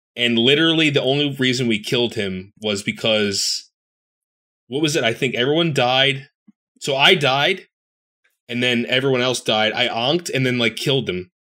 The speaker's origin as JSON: {"language": "English", "town": "Philadelphia", "region": "Pennsylvania", "country": "United States", "said": "I'm a Philadelphian"}